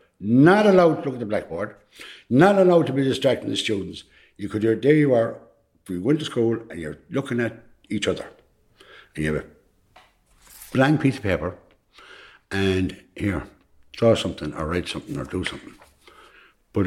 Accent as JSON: {"language": "English", "town": "Tuam", "region": "Connacht", "country": "Ireland", "tie": "born or raised there", "said": "from Tuam all my life"}